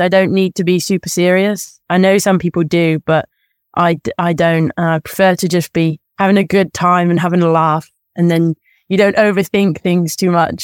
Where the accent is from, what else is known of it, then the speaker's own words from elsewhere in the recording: near Birmingham, West Midlands, United Kingdom; it was in Birmingham, so, like, the closest big city to my hometown